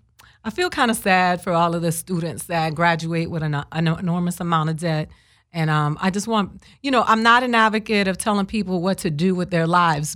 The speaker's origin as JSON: {"language": "English", "country": "Dominican Republic", "tie": "born or raised there", "also_born_or_lived": "Boston, United States", "said": "I was born in Boston, and I didn't, my mom took me, because my dad got deported, so we went to the Dominican Republic with him, and I never went back to Boston."}